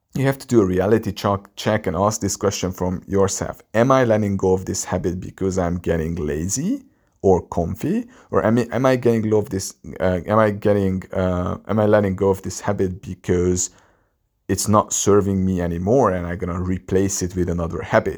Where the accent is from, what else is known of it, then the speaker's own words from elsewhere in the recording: Hungary; English is a second language; a guy from Hungary, my English is not even my native language